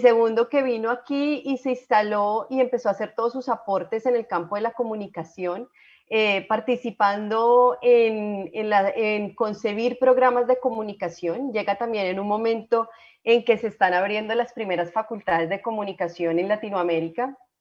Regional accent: Colombia; nosotros somos muy afortunados como colombianos

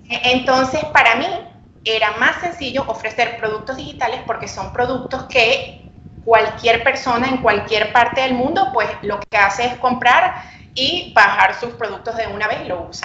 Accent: Venezuela; now in Santiago, Chile; soy una venezolana en Epsi Em, tengo mi tienda Etsy desde el 2015. Abrí la tienda estando todavía en Venezuela porque actualmente estoy viviendo en Santiago de Chile.

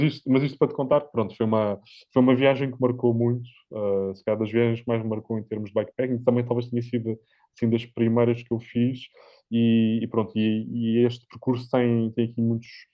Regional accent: Centro, Portugal; eu sou, sou mais do centro, do centro de Portugal, não sou, não sou do norte de Portugal

